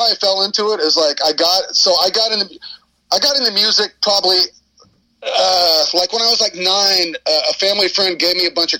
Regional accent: Houston, Texas, United States; moved away; I'm from Houston, Texas, originally.

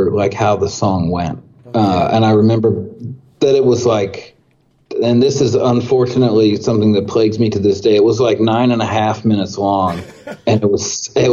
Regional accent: Vancouver, Washington, United States; now in Portland, United States; I grew up in Vancouver, Washington, which is just north of a few miles north of Portland, Oregon.

